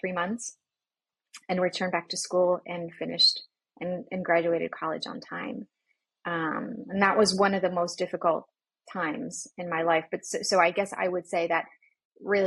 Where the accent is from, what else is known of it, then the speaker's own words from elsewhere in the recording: Poland; moved away; I grew up in Poland where things like that weren't talked about.